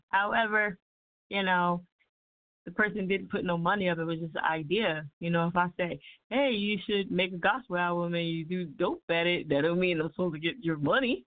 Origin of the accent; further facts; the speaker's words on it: New Jersey, United States; I'm from Jersey. You know what I'm saying? Can't you tell by my accent?